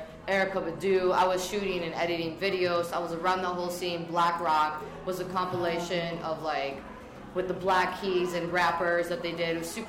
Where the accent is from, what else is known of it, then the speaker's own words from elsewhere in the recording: St. Louis, Missouri, United States; now in New York, United States; growing up in St. Louis